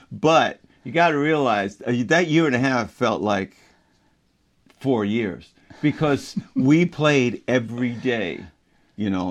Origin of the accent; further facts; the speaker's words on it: Baltimore, Maryland, United States; growing up in Baltimore was great